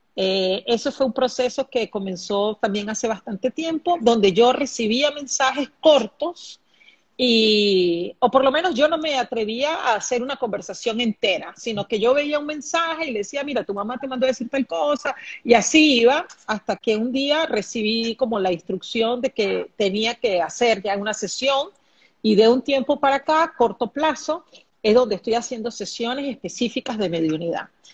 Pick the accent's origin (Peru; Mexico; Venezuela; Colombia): Venezuela; also born or lived in Brazil / Singapore; now in Panama; Aquí en Panamá actualmente soy venezolana, pero actualmente vivo aquí en Panamá. He vivido en Brasil, Singapur